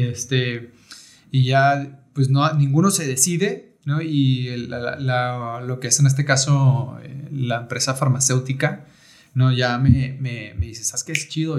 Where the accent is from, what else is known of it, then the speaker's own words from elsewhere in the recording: Rosarito, Baja California, Mexico; also born or lived in Tijuana; soy nacido en Tijuana. Nacido en Tijuana, pues porque en Rosarito en aquellos tiempos no, no había hospitales